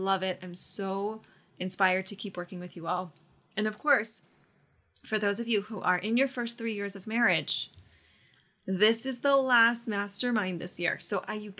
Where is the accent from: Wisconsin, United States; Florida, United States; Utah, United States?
Florida, United States; Orlando; I'm from Orlando